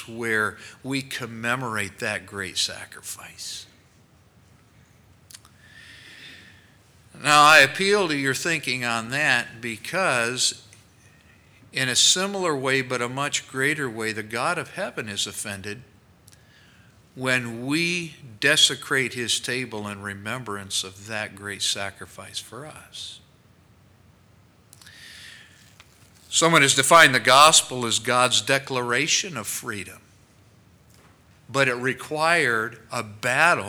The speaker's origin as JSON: {"language": "English", "country": "United States", "said": "We as Americans"}